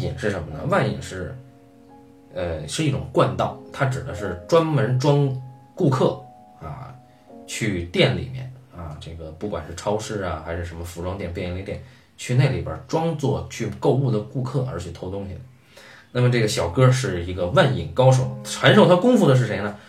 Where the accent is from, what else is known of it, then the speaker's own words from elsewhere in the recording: China; 我们中国人